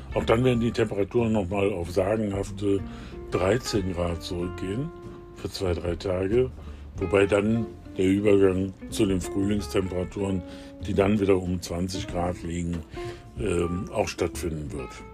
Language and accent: German; Germany; wir als Deutsche